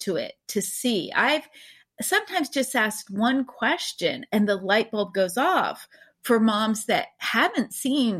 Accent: East Coast, United States; I grew up on the East Coast

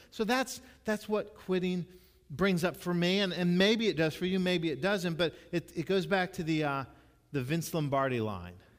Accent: Jacksonville, Florida, United States; when I was growing up in Jacksonville

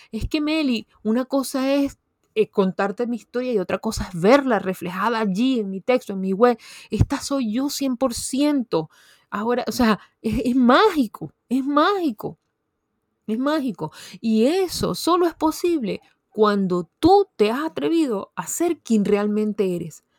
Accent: Venezuela; una universidad muy prestigiosa en mi país, Venezuela

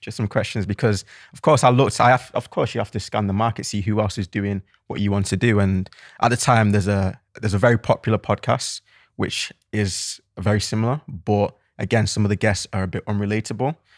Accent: Manchester, North West England, United Kingdom; also born or lived in Cheltenham; I'm from Manchester, if you can tell by the accent.

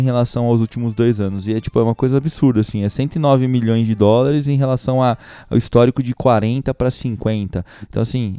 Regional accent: Brazil

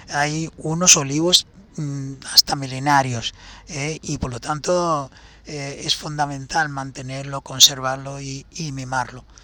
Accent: Palestine; Porque ese es el aceite lo que me hace recordar el sabor del aceite de mi tierra, con ese picorcito que tiene eh, eh, cuando lo tomas allí extra virgen y recién hecho, es exquisito.

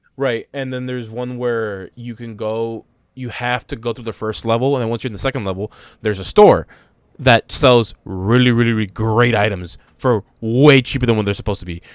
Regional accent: United States; being American

